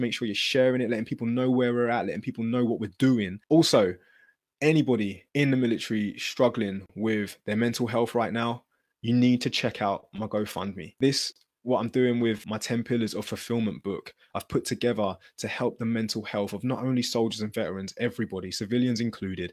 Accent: Luton, East of England, United Kingdom; growing up in Luton, it wasn't a very friendly environment

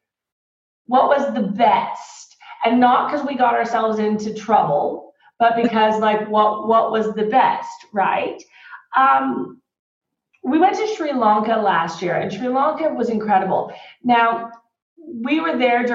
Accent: Texas, United States; also born or lived in Australia; We both speak Spanish, right? We grew up in Texas

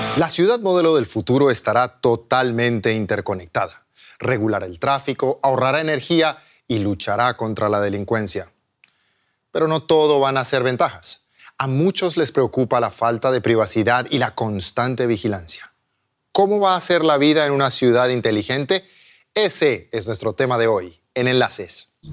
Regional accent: Bogotá, Colombia; moved away as an adult; now in Germany; chapinero, chapinero, soy totalmente chapinero. Uno nací en una clínica que ya no existe, que se llama la David Restrepo.

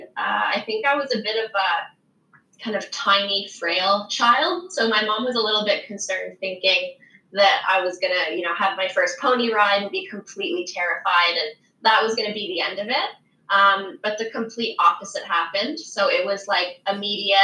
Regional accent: a small town in Southern Quebec, Canada; now in Southern Ontario, Canada; I'm originally from a small town in Southern Quebec. There were a lot more dairy farms than there were horse stables growing up.

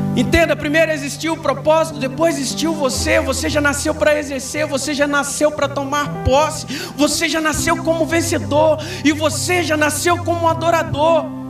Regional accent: Minas Gerais, Brazil; moved away as an adult; now in Brodowski, Brazil; eu sou mineiro. Bem do interiorzão mesmo.

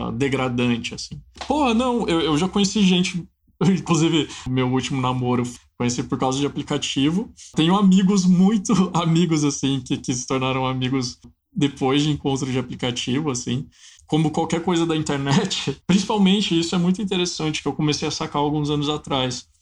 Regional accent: Minas Gerais, Brazil; um longa-metragem que foi filmado na, na, região de onde eu sou, que é a Valentina

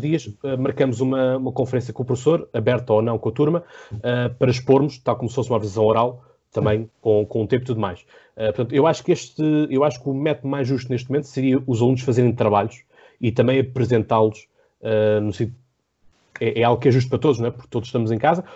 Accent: Portugal; 3 é que somos portugueses

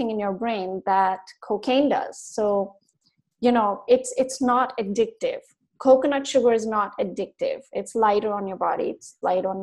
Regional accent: India; moved away; I was brought up in India

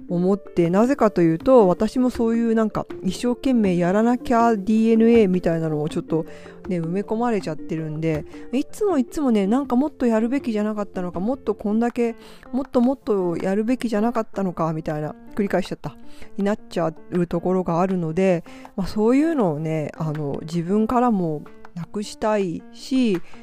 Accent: Hiroshima, Japan; まあ私広島なんですけど

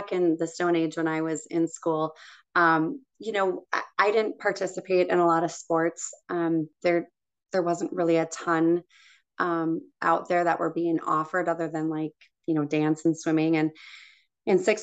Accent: Hastings, Minnesota, United States; Yeah, I did grow up in Hastings.

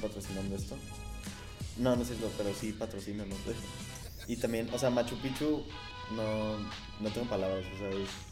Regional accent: Mexico; nosotros que somos mexicanos

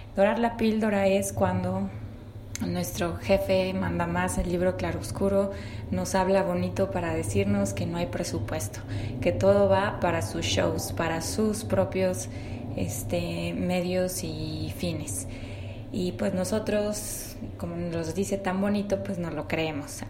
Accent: Mexico; como somos tan ingeniosos y acertados los mexicanos en el aspecto del habla

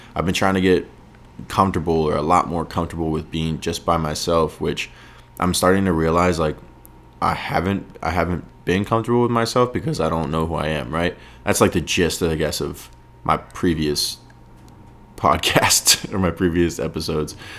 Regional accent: York, Maine, United States; now in Los Angeles, United States; York, Maine, my hometown

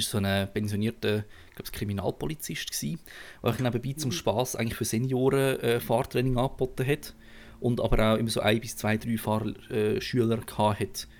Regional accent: Aargau, Switzerland; als Aargauer ist man sich eh nicht so Stadtfahren gewöhnt

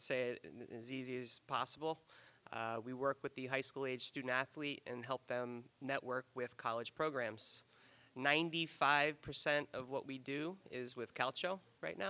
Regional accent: Freehold, New Jersey, United States; I grew up in Freehold, New Jersey.

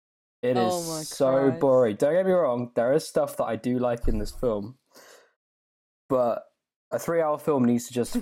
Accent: England, United Kingdom; my natural prudish nature as an Englishman.

